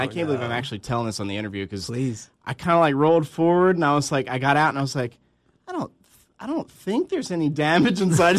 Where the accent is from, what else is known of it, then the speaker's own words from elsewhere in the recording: New Jersey, United States; I'm from South Jersey.